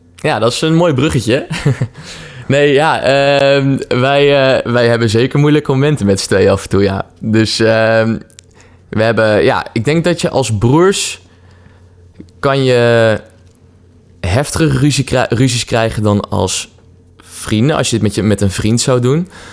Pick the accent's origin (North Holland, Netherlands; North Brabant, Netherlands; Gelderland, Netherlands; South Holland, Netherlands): Gelderland, Netherlands; Apeldoorn; now in Utrecht, Netherlands; we komen allebei oorspronkelijk uit Apeldoorn, waar we zijn opgegroeid